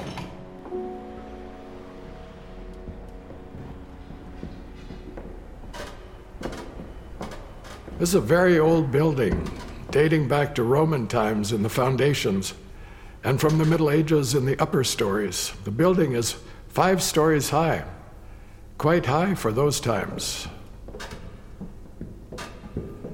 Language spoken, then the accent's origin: English; United States; now in Zurich, Switzerland; I'm American